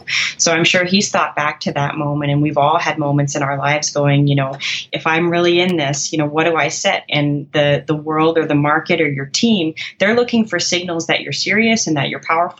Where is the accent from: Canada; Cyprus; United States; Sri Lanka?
Canada; I'm a Canadian